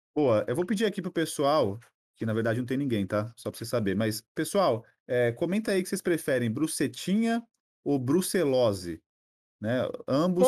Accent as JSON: {"language": "Portuguese", "region": "São Paulo", "country": "Brazil", "tie": "born or raised there", "also_born_or_lived": "Pernambuco", "said": "eu nasci lá, só que assim, eu não, eu não, não criei identificação, porque eu vim para cá muito cedo, né? Meus pais, a gente veio para cá, só, eu tinha uns dois, três anos"}